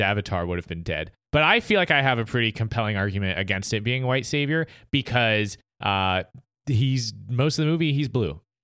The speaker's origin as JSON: {"language": "English", "country": "United States", "said": "as an American"}